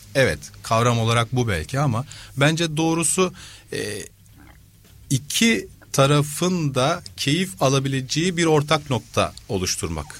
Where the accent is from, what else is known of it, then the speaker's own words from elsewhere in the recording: Istanbul, Turkey; 78 İstanbul'da doğdum.